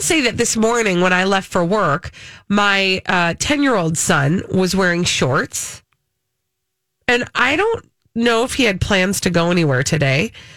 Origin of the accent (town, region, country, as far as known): Minnesota, United States